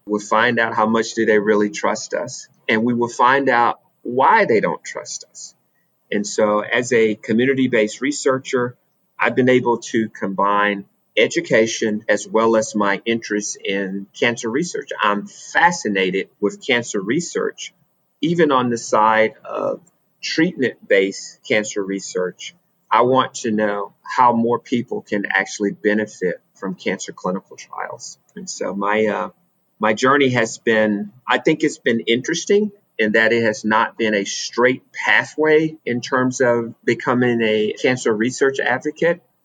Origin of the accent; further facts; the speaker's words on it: Alabama, United States; Growing up in Alabama, I went to segregated schools